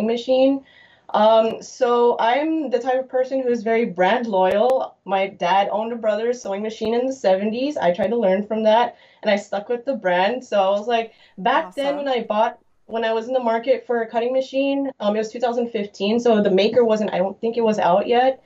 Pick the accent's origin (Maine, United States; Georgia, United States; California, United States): California, United States; Lake Forest; I'm actually from Southern California in the Orange County region, particularly in Lake Forest, Irvine area.